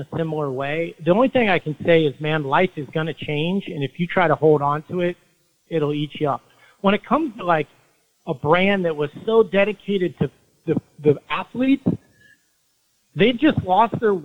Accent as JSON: {"language": "English", "town": "Logan", "region": "Utah", "country": "United States", "tie": "born or raised there", "also_born_or_lived": "Longmont, Colorado", "moved": "yes", "said": "I was born in Logan, Utah"}